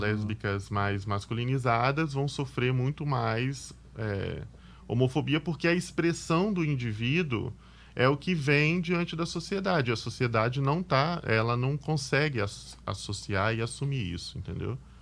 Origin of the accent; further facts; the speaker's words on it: Vila Velha, Espírito Santo, Brazil; also born or lived in Jardim Colorado, Vila Velha; Eu sou da Ilha dos Bentos, Vila Velha. Na verdade, eu nasci em Jardim Colorado, lá, e aí eu morei em Jardim Colorado até os oito anos de idade, mas de Colorado eu fui para Ilha dos Bentos bem novinho